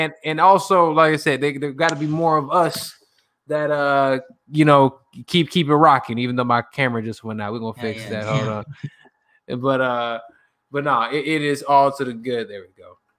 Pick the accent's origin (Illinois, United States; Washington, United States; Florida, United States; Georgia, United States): Illinois, United States; Chicago; accent: Chicago; also born or lived in Atlanta; now in Los Angeles, United States; I'm from Chicago. I'm from Chicago, fam. I got a Chicago accent